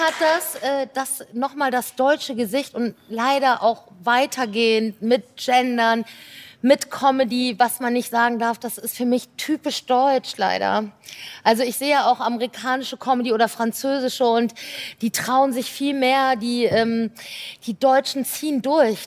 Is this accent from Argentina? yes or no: no; Belgium; ich bin ja Belgierin halb